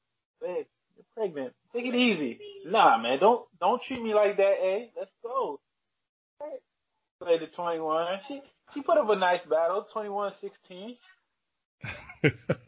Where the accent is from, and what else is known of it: Toronto, Ontario, Canada; born or raised there